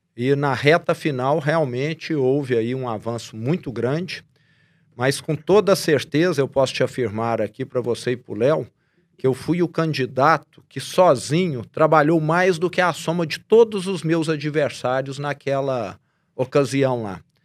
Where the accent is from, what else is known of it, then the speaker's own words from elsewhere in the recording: Araxá, Minas Gerais, Brazil; accent: sotaque meio carregado (interior of Minas Gerais); eu tenho um sotaque meio carregado, né, de conviver com esse pessoal